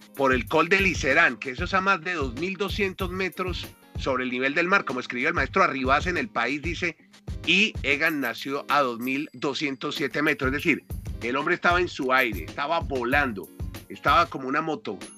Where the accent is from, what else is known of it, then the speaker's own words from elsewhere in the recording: Colombia; como colombiano